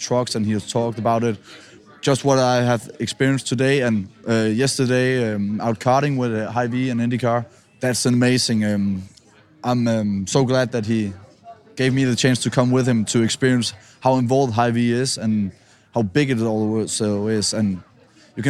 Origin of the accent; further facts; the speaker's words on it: Denmark; English is a second language; moved away; I'm from Denmark